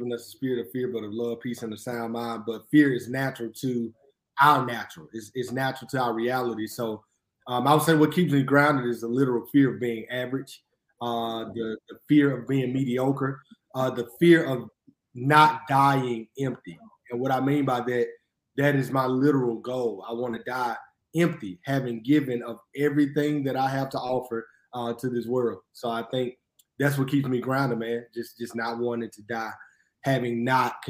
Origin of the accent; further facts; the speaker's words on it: Jackson, Mississippi, United States; born and raised in Jackson, Mississippi